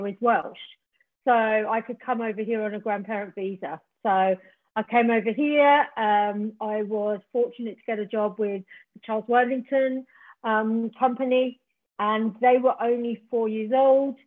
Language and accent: English; Tasmania, Australia; moved away as an adult; now in England, United Kingdom; originally I'm from Tasmania, Australia, and I came to England in the late 80s